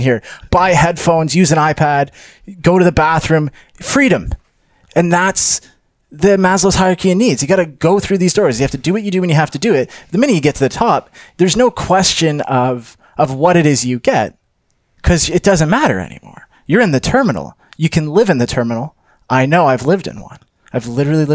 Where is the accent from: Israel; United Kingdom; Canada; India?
Canada; I'm Canadian.